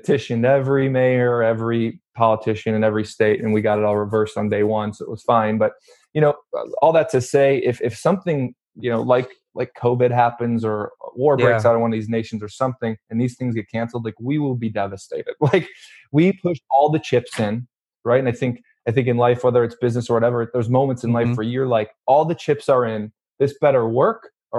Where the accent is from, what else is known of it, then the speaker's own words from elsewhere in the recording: Midwest, United States; You know, like I said, we're from the Midwest. We have no business creating, you know, leading or spearheading, being the face of an event in LA.